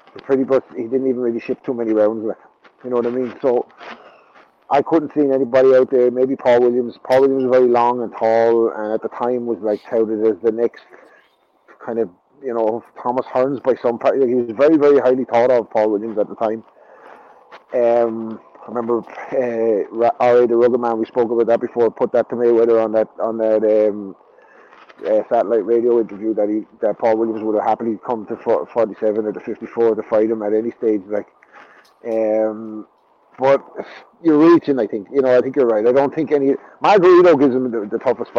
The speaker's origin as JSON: {"language": "English", "country": "Ireland", "said": "I'm Irish"}